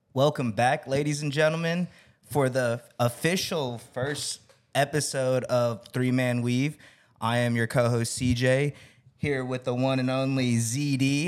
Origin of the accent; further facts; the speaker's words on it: Las Vegas, Nevada, United States; now in Texas, United States; I'm originally from Vegas